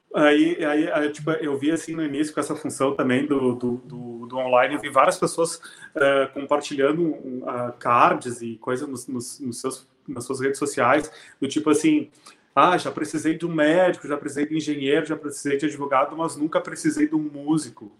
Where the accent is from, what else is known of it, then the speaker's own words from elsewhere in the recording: Serafina Corrêa, Rio Grande do Sul, Brazil; moved away as an adult; now in Porto Alegre, Brazil; Eu sou de Serafina Corrêa, uma cidade que na, na época tinha 10 mil habitantes, agora tem um pouco mais